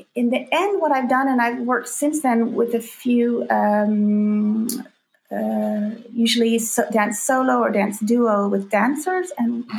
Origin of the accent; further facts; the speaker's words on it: North Georgia, United States; I grew up in North Georgia